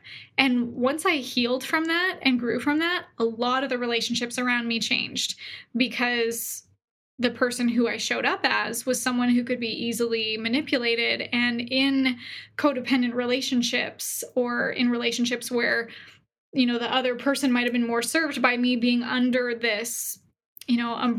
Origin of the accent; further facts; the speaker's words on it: Canada; now in Boise, United States; I moved from Canada to Boise, Idaho, and there's a great entrepreneur community here